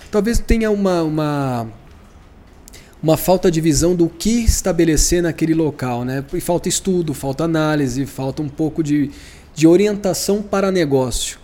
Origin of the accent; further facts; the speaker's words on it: Campinas, São Paulo, Brazil; Sou de Campinas